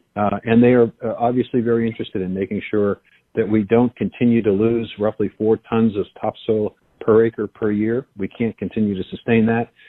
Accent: Iowa, United States; I am the United States Secretary of Agriculture, but I am also from Iowa

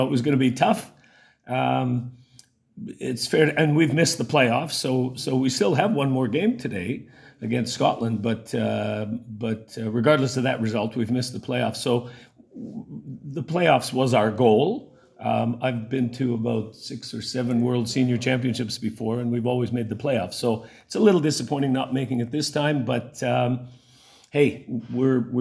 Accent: south of Winnipeg, Manitoba, Canada; moved away as an adult; now in New Zealand; I grew up south of Winnipeg

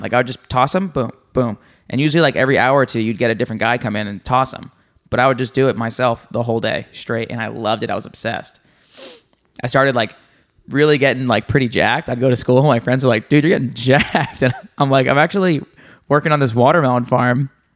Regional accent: New Jersey, United States; I'm from New Jersey.

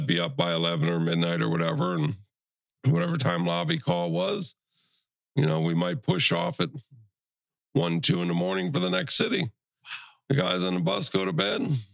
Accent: Brunswick, Ohio, United States; now in Matlacha, United States; originally I am from Brunswick, Ohio, which is just south of Cleveland. Born and raised there, quiet little place

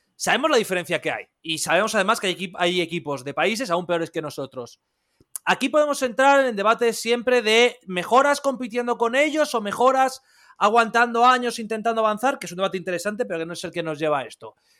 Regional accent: Madrid, Community of Madrid, Spain; yo soy de Madrid, yo vivo en Madrid

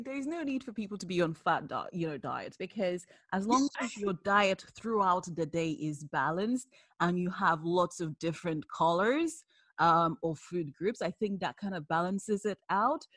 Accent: Nigeria; I'm Nigerian

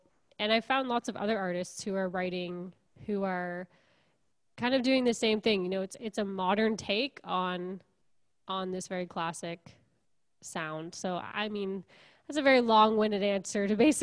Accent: Kingston, Ontario, Canada; also born or lived in Montreal; I'm from Kingston originally, and I grew up here, went to Queens, and then I lived in Montreal

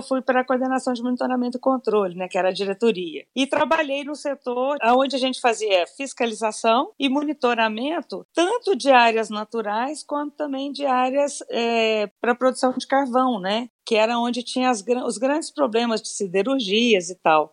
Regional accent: Matutina, Minas Gerais, Brazil; moved away; also born or lived in Divinópolis; sou mineira de Divinópolis. Divinópolis. Nasci lá, mas fui criada em Matutina, que é uma cidade bem pequenininha, que fica no Alto Paranaíba, pro lado de Patos de Minas

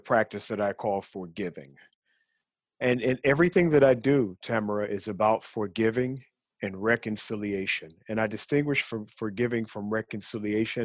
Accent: Chicago, Illinois, United States; At the age of 12, growing up in Chicago

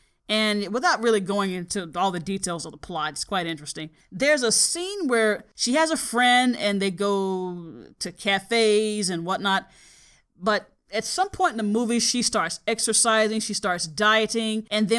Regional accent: the South, United States; And I'm telling him, yes, I am from the South.

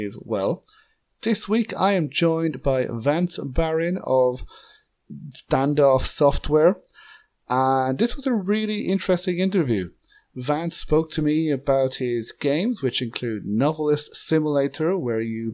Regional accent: Ireland; as an Irishman

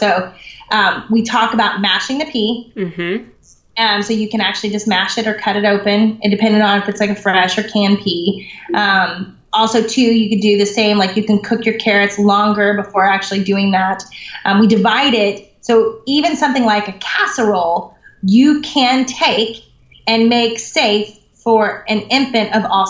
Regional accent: the South, United States; moved away; I'm from the South originally

